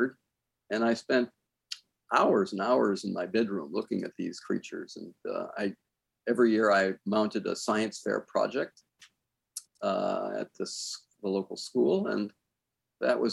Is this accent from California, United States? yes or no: yes; Southern California, United States; I grew up in Southern California